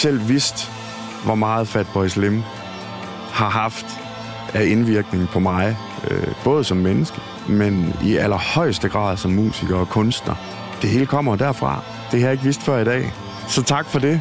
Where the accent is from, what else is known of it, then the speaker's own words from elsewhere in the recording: Thisted, North Denmark Region, Denmark; den gode gamle Radio Ty i Tisted, hvor jeg kommer fra